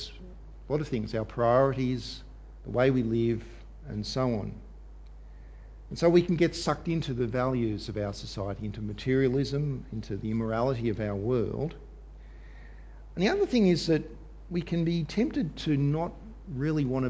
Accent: Australia; us as Australian Christians

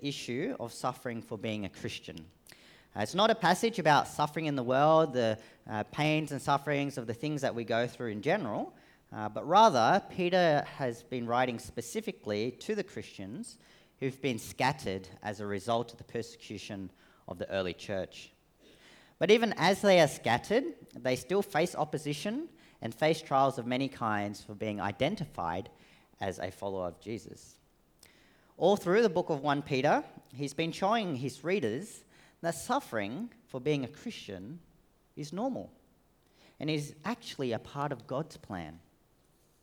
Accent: Australia; accent: Australian; also born or lived in Sydney; I am Australian-born Vietnamese, so hence the very Australian accent

